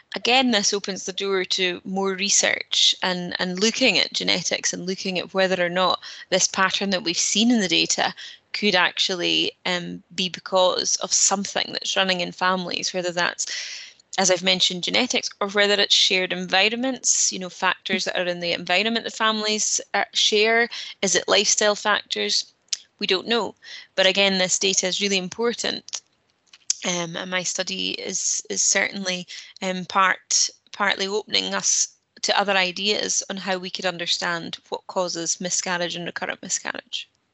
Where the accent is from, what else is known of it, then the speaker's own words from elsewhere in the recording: Peterhead, Scotland, United Kingdom; now in Aberdeen, United Kingdom; I'm from Peterhead and have lived and studied in Aberdeen um, most of my life.